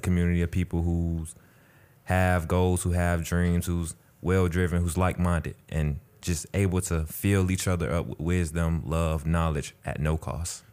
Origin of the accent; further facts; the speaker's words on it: Atlanta, Georgia, United States; I'm from Atlanta, Georgia